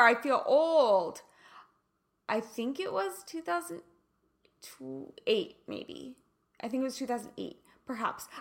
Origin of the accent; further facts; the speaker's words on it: Kansas City, Missouri, United States; moved away as an adult; also born or lived in Los Angeles; I'm from Kansas. Like I'm a KC girl